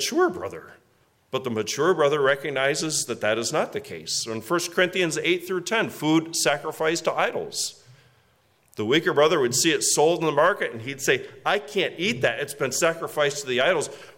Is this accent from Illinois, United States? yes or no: no; West Michigan, United States; now in Orwell, United States; I grew up in West Michigan